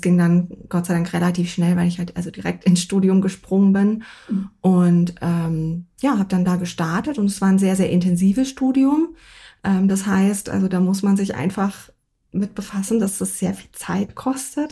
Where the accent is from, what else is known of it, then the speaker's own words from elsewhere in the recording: North Rhine-Westphalia, Germany; now in Munich, Germany; ich komme eigentlich aus NRW